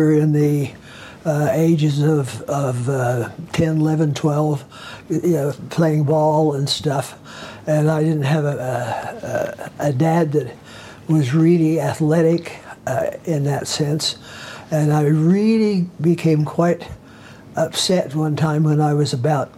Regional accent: Ogden, Utah, United States; We grew up in Ogden

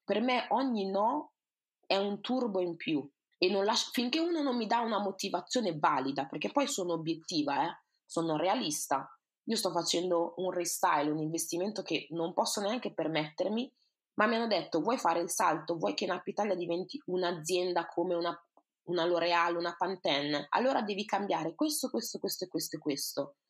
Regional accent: Italy; also born or lived in Ghana; siamo nati e cresciuti in Italia

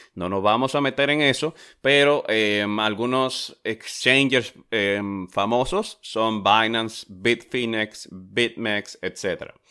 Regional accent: Dominican Republic; yo soy de República Dominicana

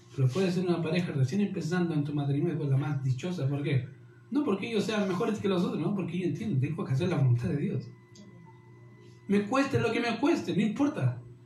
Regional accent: Chile; como chilenos y como cultura, de iglesia, somos tan, tan poco entendidos o tan buenos para excusarnos

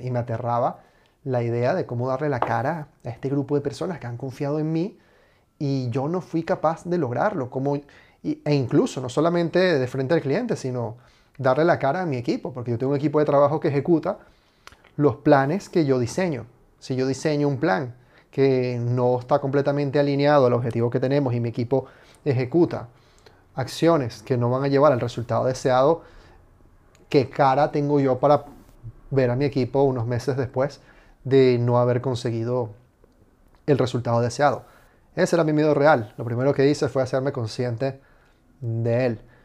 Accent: Venezuela; now in Spain; soy inmigrante, vengo de Venezuela

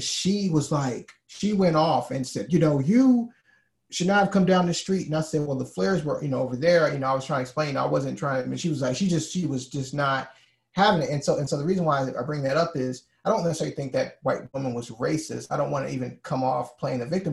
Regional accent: Alabama, United States; moved away; I'm from Alabama originally

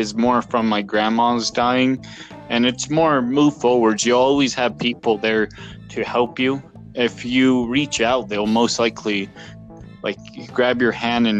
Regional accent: New Jersey, United States; now in Canada; I have came from the United States. I am born and raised in Jersey.

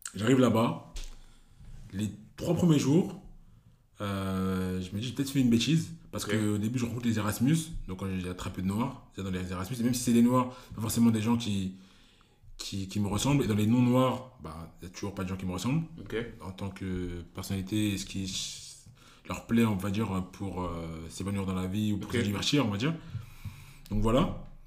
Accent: Cameroon; je suis Camerounais

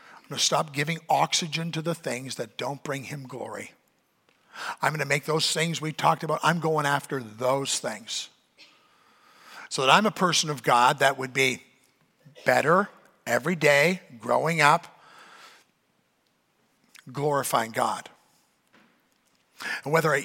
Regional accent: Canada; I'm a Canadian

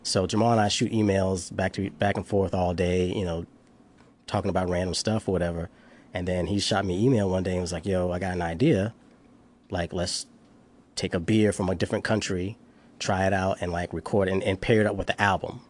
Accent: Charleston, South Carolina, United States; moved away as an adult; now in Washington, D.C., United States; from Charleston, South Carolina

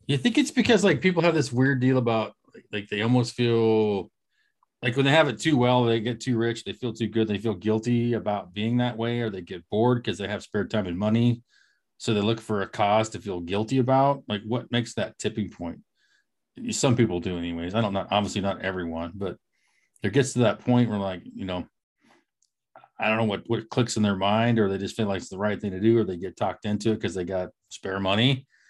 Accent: Eastern Oregon, United States; moved away; We are four friends from Eastern Oregon who've traveled the world and wound up scattered across the U.S.

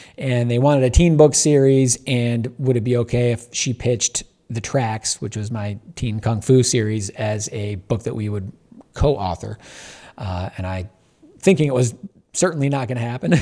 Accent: Michigan, United States; a kid growing up in Michigan in the eighties

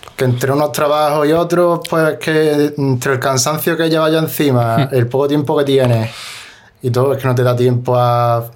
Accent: Granada, Andalusia, Spain; also born or lived in Cerrillo de Maracena; Yo siempre digo que soy de la Chana porque yo vivía en el Cerrillo de Maracena, ¿Mm? pero toda mi vida lo he, hecho, lo he hecho en la Chana. O sea, tenía el colegio en la Chana

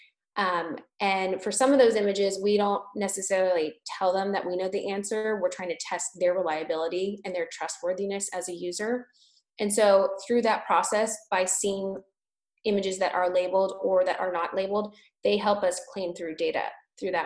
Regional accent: California, United States; now in Boston, United States; I'm from California.

